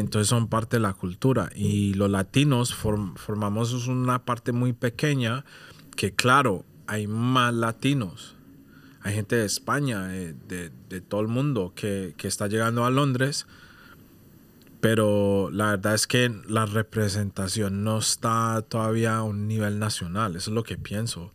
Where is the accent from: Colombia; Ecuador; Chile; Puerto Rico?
Colombia; now in United Kingdom; yo soy de Colombia